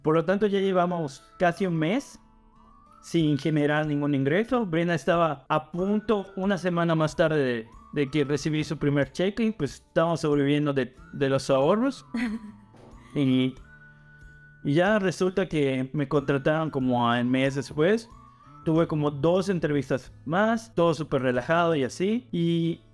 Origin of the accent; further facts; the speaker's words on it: Mexico; moved away as an adult; now in Canada; yo soy de México